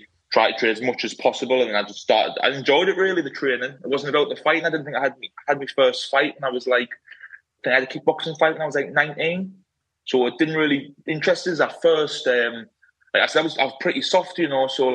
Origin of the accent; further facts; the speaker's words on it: Sunderland, North East England, United Kingdom; So I'm from Sunderland, in the northeast of England. I'm from like a small, but it used to be classed as a village, Castletown it was called.